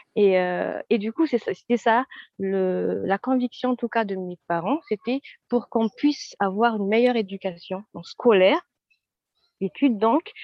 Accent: Madagascar; moved away as an adult; now in France; alors je viens de Madagascar

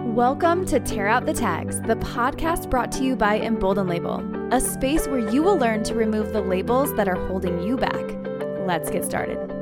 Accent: Phoenix, Arizona, United States; moved away; I grew up in Phoenix, Arizona, and all four of them still live here

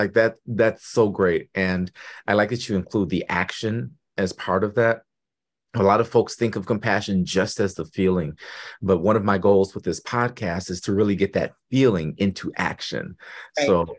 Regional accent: Detroit, Michigan, United States; from Detroit, and I have a whole bunch of cousins in Flint.

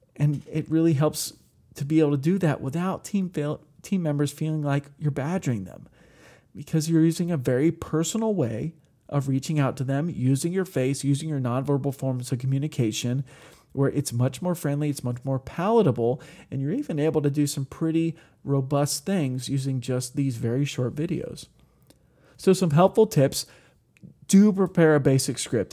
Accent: Ohio, United States; where I grew up in Ohio

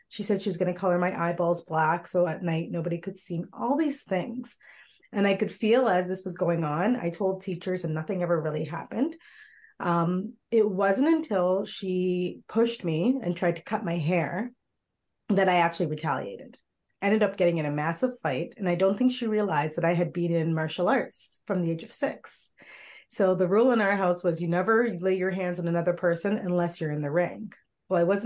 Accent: Milton, Ontario, Canada; growing up in Milton as one of the only Black families

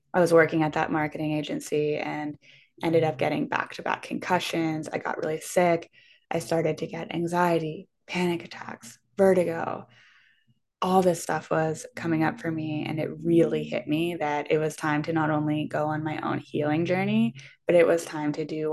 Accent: Pittsburgh, Pennsylvania, United States; moved away as an adult; also born or lived in Vermont; I'm from Pittsburgh, Pennsylvania

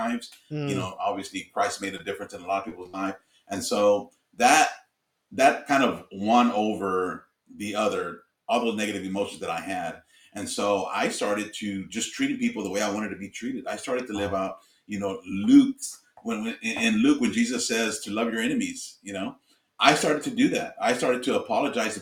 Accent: Houston, Texas, United States; I grew up in Houston, Texas

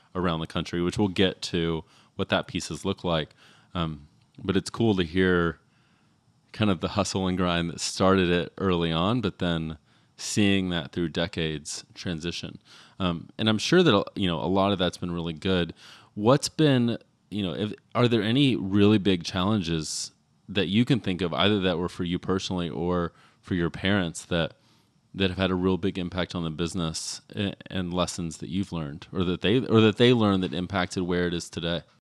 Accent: Texas, United States; I grew up in Texas.

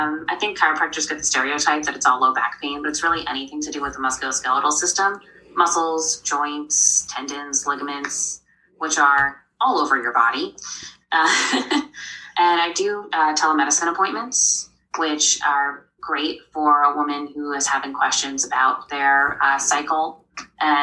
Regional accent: New York, United States; moved away as an adult; also born or lived in Vermont / Salt Lake City, Utah; now in Connecticut, United States; I grew up in New York.

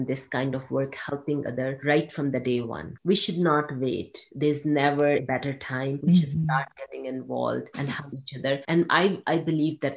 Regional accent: Pakistan; English is a second language; moved away; I grew up in a developing country in Pakistan

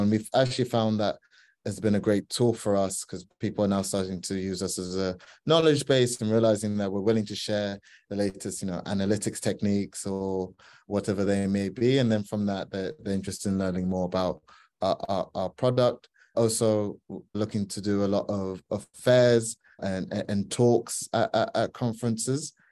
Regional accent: Ghana; I'm from Ghana

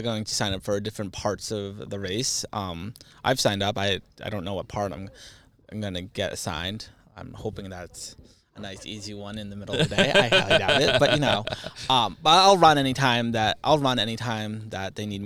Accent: New Hampshire, United States; growing up in New Hampshire, you're very sheltered to a lot of things

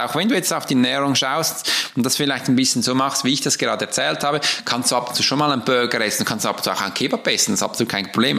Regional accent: Switzerland; Weil ich hab's ja gelernt als Schweizer, dass wir am Morgen Brot essen.

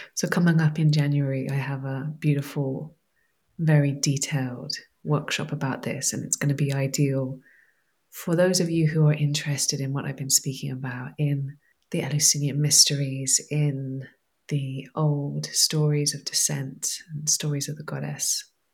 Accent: Somerset, South West England, United Kingdom; growing up in Somerset, having uh, going out to the fields and picking um, liberty caps and eating them, that was my my teenage years

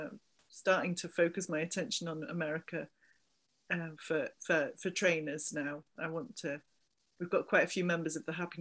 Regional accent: Somerset, South West England, United Kingdom; accent: Somerset twang; now in Liverpool, United Kingdom; I'm from Somerset originally

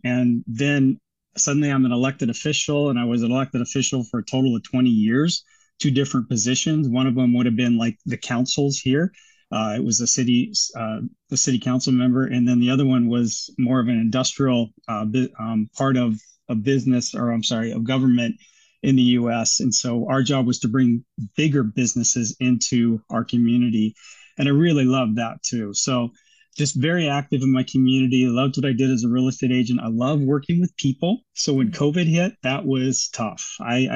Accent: Seattle, Washington area, United States; moved away as an adult; now in Auckland, New Zealand; I came from the Seattle, Washington area in the US. So Seattle, actually south of Seattle, about halfway between Seattle and Portland, Oregon

